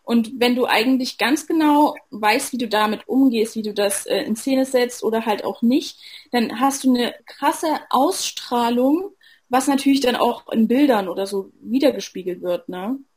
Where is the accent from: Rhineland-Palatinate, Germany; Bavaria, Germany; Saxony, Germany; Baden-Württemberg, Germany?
Saxony, Germany; Ich bin 25 Jahre alt. Ich komme aus der Nähe von Leipzig. Ich bin die amtierende Miss Sachsen